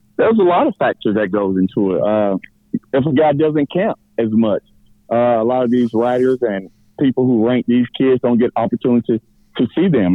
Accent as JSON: {"language": "English", "region": "rural middle Georgia", "country": "United States", "said": "being from rural middle Georgia, if I'm not from Gwinnett"}